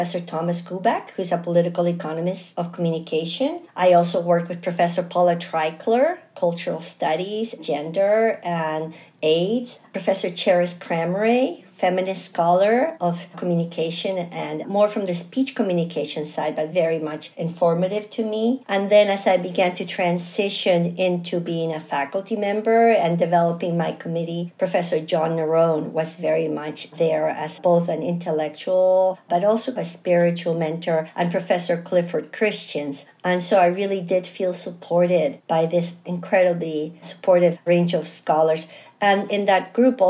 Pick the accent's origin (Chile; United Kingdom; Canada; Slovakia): Chile; now in United States; I'm originally from Chile